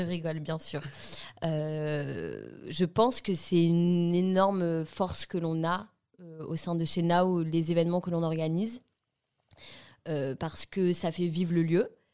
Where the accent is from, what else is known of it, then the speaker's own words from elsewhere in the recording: Bordeaux, Nouvelle-Aquitaine, France; On a fait notre scolarité ensemble à Grand-Lebrun à Bordeaux